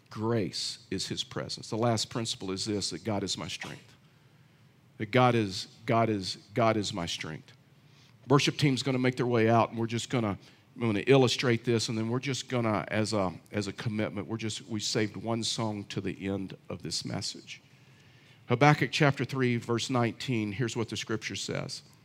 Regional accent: Texas, United States; I know I'm from Texas, but I know nothing about horses. I'm a poor Texan

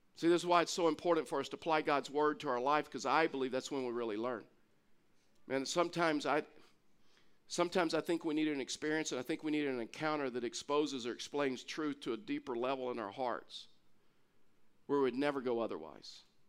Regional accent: Texas, United States; I'm from Texas

